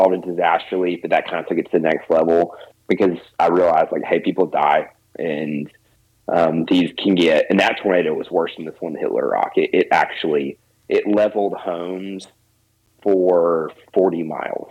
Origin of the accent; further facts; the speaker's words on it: Arkansas, United States; I'm born and raised in Arkansas